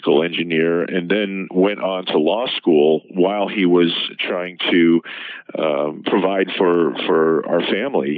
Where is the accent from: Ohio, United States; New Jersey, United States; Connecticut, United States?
Ohio, United States; Cleveland; moved away as an adult; also born or lived in Columbus, Ohio / Chicago, Illinois; I'm originally from Ohio, specifically from the Cleveland area